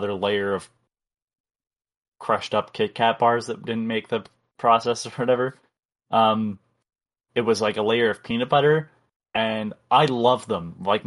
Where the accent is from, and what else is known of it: Canada